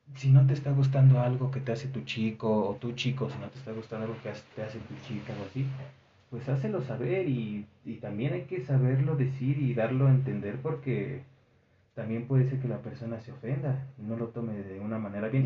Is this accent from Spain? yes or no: no; Mexico